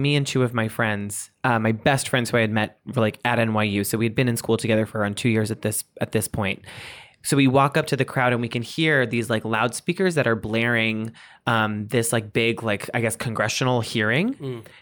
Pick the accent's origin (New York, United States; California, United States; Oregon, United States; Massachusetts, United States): Massachusetts, United States; Boston; I'm from Boston.